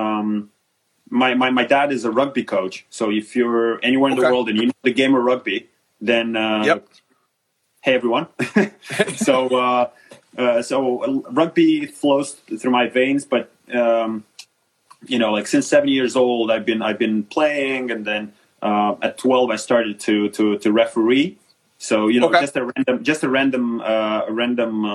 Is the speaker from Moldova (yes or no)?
yes; Moldova; I came back to Moldova, where I'm originally from